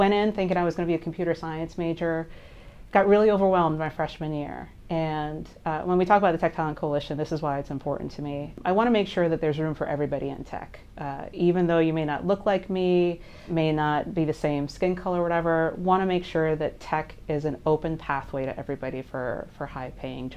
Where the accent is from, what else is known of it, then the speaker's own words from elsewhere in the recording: Jamaica; also born or lived in New York / Boston; now in South Florida, United States; I'm from Jamaica